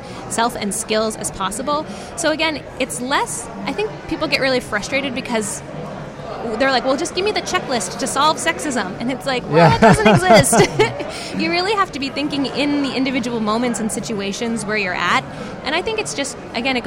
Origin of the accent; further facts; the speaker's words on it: New England, United States; moved away as an adult; also born or lived in Connecticut; now in Texas, United States; I'm from New England, right? I live in Texas.